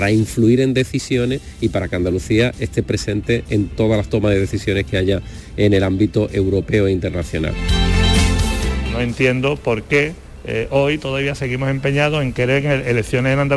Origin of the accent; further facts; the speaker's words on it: Italy; now in Spain; yo soy italiano, es eh, bueno mirar un tren italiano aquí en, España.